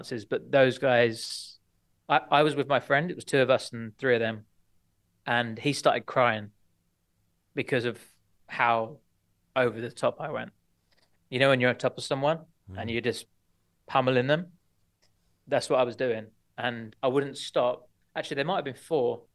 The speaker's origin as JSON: {"language": "English", "town": "Watford", "region": "East of England", "country": "United Kingdom", "tie": "born or raised there", "also_born_or_lived": "Portsmouth", "moved": "as an adult", "said": "I was brought up in Watford, just outside North London"}